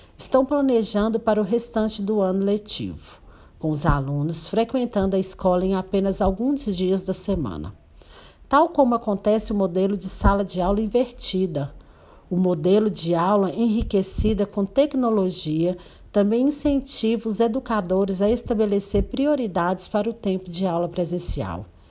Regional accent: Paracatu, Minas Gerais, Brazil; sou da cidade de Paracatu, Minas Gerais

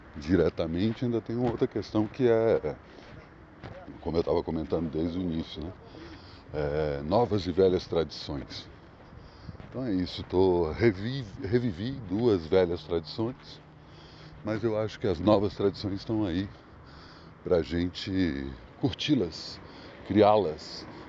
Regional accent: Brasília, Federal District, Brazil; moved away; eu venho para minha terra natal

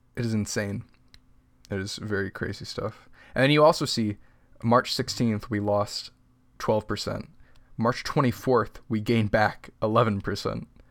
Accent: United States

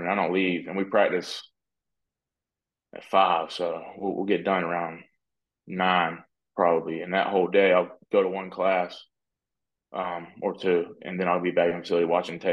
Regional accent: North Carolina, United States; I'm from North Carolina

